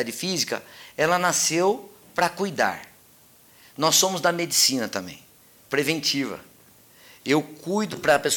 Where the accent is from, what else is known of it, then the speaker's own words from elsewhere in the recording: Mogi Guaçu, São Paulo, Brazil; Olha, eu sou de Mogi Guaçu